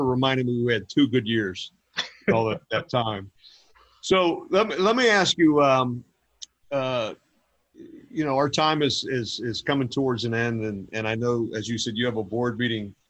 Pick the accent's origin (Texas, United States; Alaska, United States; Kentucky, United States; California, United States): Kentucky, United States; northern; I grew up in Kentucky, northern Kentucky, right outside of Cincinnati